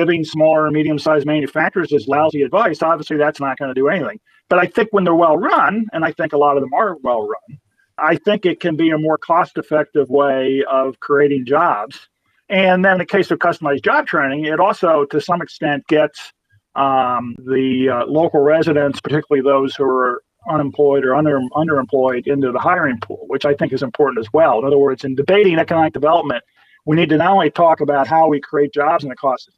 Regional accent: Michigan, United States; my home state

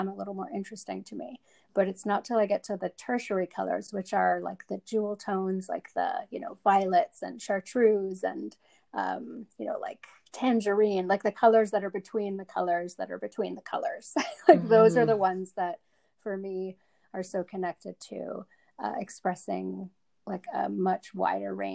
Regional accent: Canada; also born or lived in Johannesburg, South Africa; I was born in Johannesburg, South Africa, and we immigrated to Canada when I was about 7.

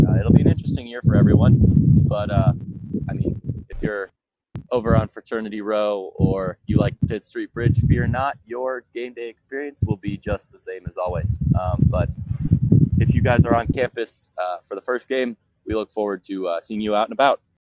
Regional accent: Chicago, Illinois, United States; moved away; a formerly Chicago boy

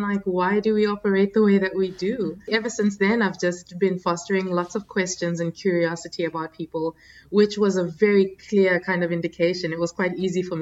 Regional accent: South Africa; also born or lived in Democratic Republic of the Congo; now in Abu Dhabi, United Arab Emirates; I was born in the Democratic Republic of Congo, so in the DRC in Central Africa. And in the early 90s, our family moved to South Africa

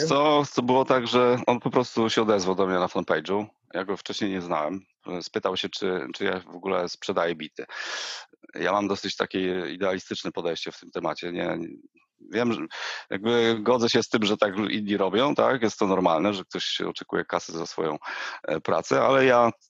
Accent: Jelenia Góra, Lower Silesian Voivodeship, Poland; Ja pochodzę z Jeleniej Góry

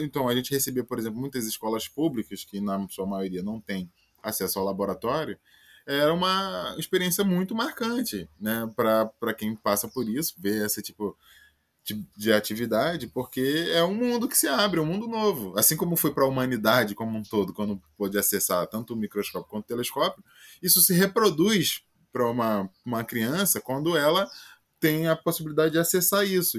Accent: Baixada Fluminense, Rio de Janeiro, Brazil; eu sou original da Baixada Fluminense, aqui no Rio de Janeiro, né?

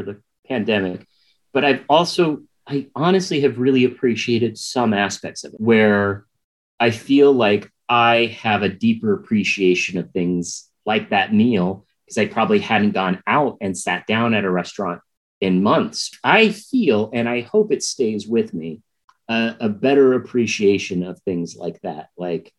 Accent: St. Louis, Missouri, United States; moved away; I grew up in St. Louis, Missouri

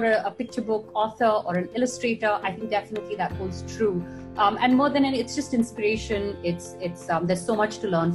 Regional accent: Chennai, Tamil Nadu, India; I grew up in Madras.

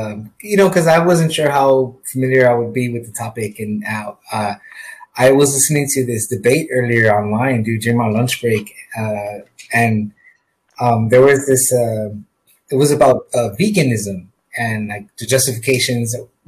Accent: San Antonio, Texas, United States; we are from San Antonio, yeah. Texas.

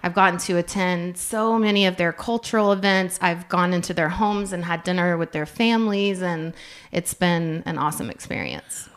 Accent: Yukon, Oklahoma, United States; I'm coming from Yukon, which, growing up, very little diversity

